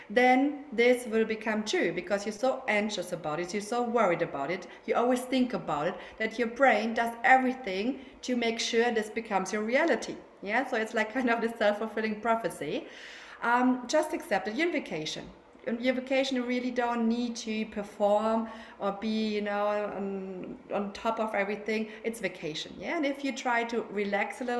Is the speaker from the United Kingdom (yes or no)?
no; Germany; accent: German; English is a second language; now in Barcelona, Spain; as you can hear from my accent, I'm German, yeah, but I'm living in Spain. I'm living in Barcelona with my husband and my three kids.